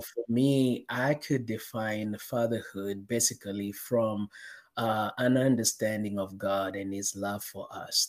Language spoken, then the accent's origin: English; Kenya; I was born and raised in Kenya, in Africa